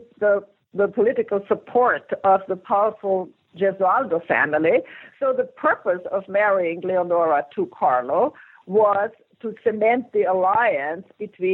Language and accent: English; Vienna, Austria; English is a second language; moved away; I'm an immigrant. I come from Vienna, Austria, and so I had to learn English first.